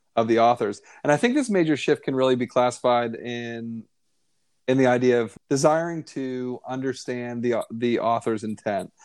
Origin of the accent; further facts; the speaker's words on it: Northeast, United States; American Christian, you know, white male in the, you know, growing up in the Northeast worldview